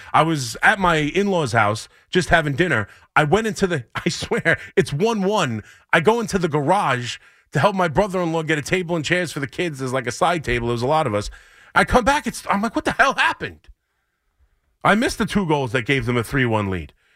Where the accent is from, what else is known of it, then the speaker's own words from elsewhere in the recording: Long Island, New York, United States; growing up on Long Island